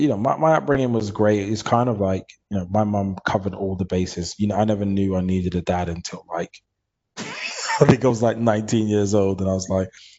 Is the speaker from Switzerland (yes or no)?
no; London, United Kingdom; I grew up in East London, Hackney.